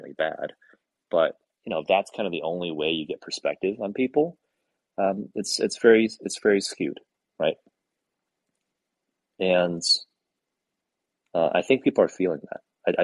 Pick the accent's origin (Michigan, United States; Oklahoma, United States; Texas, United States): Michigan, United States; now in California, United States; I'm from Michigan originally, and I live in California